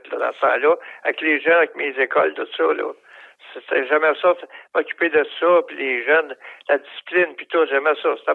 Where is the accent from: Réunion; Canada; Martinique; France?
Canada; Shawinigan, Quebec; moved away as an adult; also born or lived in Sorel / Saint-Jérôme; Moi, je suis venu au monde à Shawinigan.